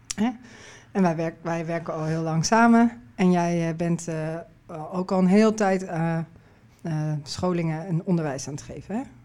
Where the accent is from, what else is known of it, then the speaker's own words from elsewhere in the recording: Netherlands; ik uit Nederland kwam